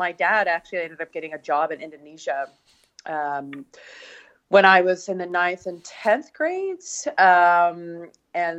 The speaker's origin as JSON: {"language": "English", "town": "Edmonton", "region": "Alberta", "country": "Canada", "tie": "born or raised there", "said": "So, I am Canadian, obviously. I was born in Edmonton, or just a small place outside of Edmonton."}